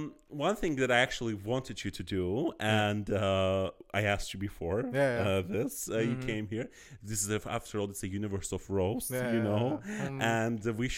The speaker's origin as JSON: {"language": "English", "country": "India", "said": "oh my God, yes, I'm Indian, I have this God."}